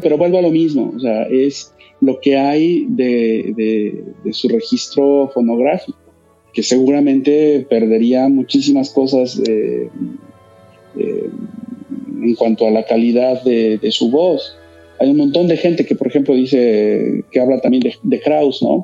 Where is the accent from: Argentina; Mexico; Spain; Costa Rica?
Mexico; todos somos mexicanos